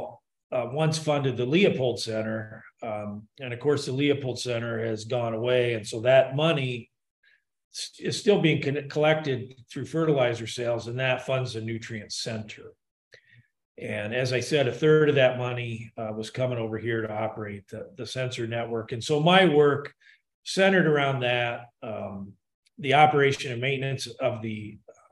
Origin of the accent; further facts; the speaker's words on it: Ankeny, Iowa, United States; also born or lived in Minnesota; I'm originally from Ankeny